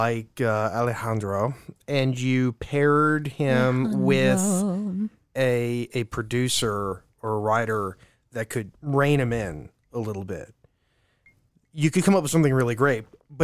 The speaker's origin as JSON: {"language": "English", "region": "California", "country": "United States", "tie": "born or raised there", "said": "She's from San Francisco. I was raised in the Bay Area."}